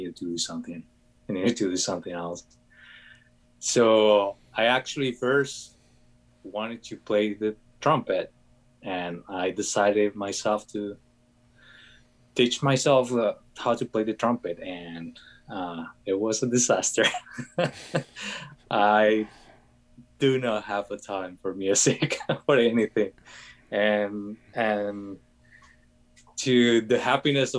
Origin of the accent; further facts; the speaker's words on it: Colombia; moved away; I'm from Colombia.